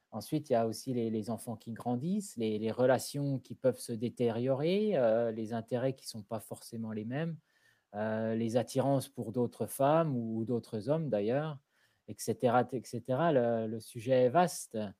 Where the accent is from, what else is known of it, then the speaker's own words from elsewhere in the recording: France; moved away as an adult; also born or lived in South London, United Kingdom; now in London, United Kingdom; je suis français, je vis au sud de Londres depuis 17 ans